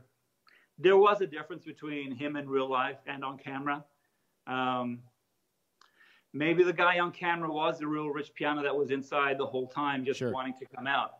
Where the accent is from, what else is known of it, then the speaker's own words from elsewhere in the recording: Italy; moved away; also born or lived in Australia; I grew up in Australia. I'm from Italy. At 12, I was still in Italy